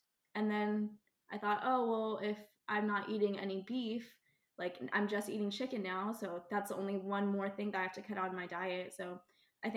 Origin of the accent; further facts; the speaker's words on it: Texas, United States; I grew up in Texas, which is like the capital of barbecue.